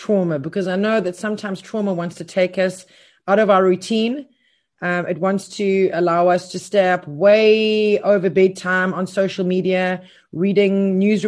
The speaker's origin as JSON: {"language": "English", "region": "KwaZulu-Natal", "country": "South Africa", "tie": "born or raised there", "moved": "yes", "said": "my hometown where I grew up or went to school for most of my senior schooling"}